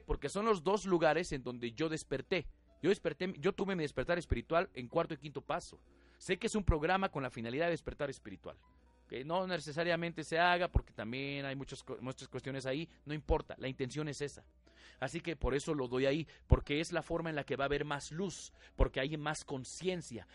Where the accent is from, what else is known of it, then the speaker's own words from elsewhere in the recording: Mexico; la mayoría de nosotros estamos educados, diseñados eh, a nivel cultural, ¿sí? Nuestra idiosincrasia, más como mexicanos, a la religión